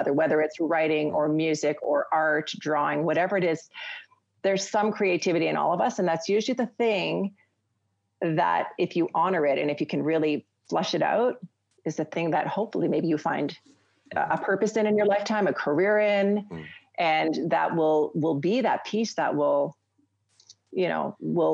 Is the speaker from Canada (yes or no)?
yes; Canada; being a Canadian family